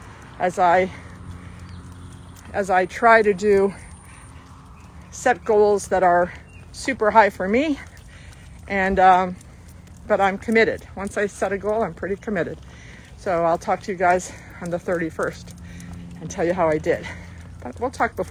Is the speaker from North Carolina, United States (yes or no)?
no; Flagler Beach, Florida, United States; also born or lived in Southwest Broward, Florida; now in Davie, United States; I grew up in Flagler Beach